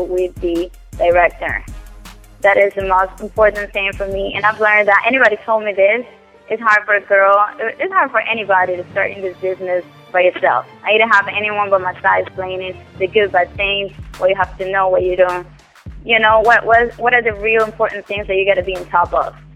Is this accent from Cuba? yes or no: yes; Cuba; English is a second language; moved away as an adult; I came from Cuba. I came 5 years ago.